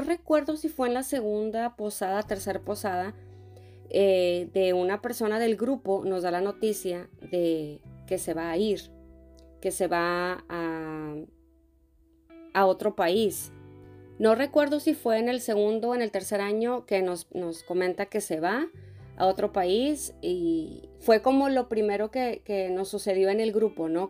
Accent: Monterrey, Nuevo León, Mexico; moved away as an adult; desde Monterrey desde mi tierra

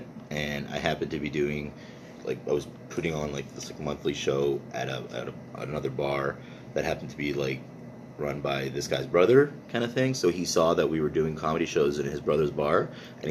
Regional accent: Montreal, Quebec, Canada; first language English; born and raised there

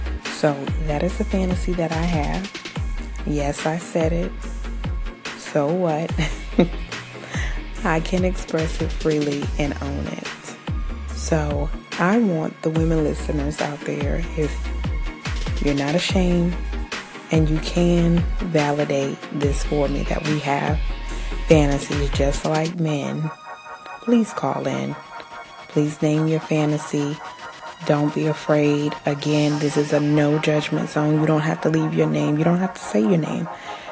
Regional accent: New Zealand; I am Kiwi.

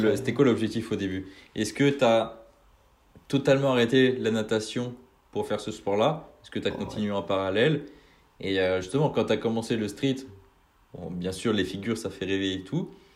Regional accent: Brittany, France; je suis de Bretagne, donc euh, plus euh, dans, dans l'ouest

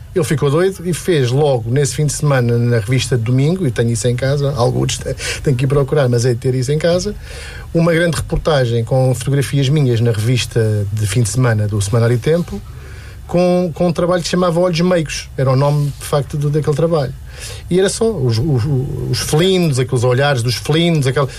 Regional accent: Lisbon, Portugal; also born or lived in Cela, Alcobaça; Eu, eu, eu nasci na cela, uh, mas fui criado basicamente em Lisboa

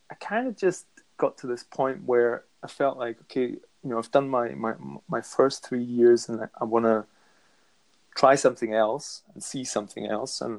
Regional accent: Scotland, United Kingdom; now in Germany; I didn't speak German until I was about seven. I've always counted myself as Scottish, although now I've lived most more of my life in Germany than I have in Scotland.

